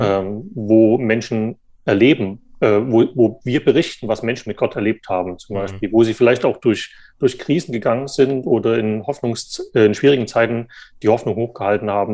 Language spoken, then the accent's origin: German; Saxony, Germany; moved away as an adult; also born or lived in Jena; now in Frankfurt, Germany; Ich bin da noch in der DDR geboren und bin dann in Sachsen aufgewachsen